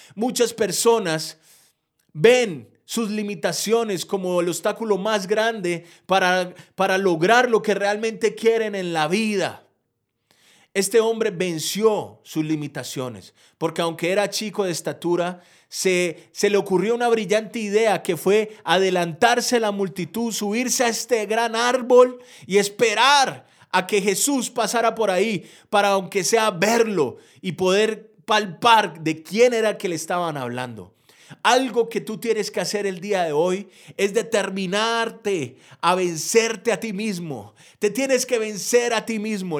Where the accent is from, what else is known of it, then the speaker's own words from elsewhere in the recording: Colombia; soy un empresario de Colombia